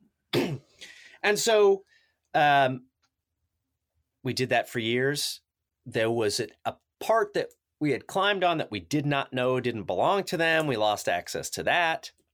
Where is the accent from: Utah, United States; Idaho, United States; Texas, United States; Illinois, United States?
Illinois, United States; Carbondale; I grew up in Southern Illinois in Carbondale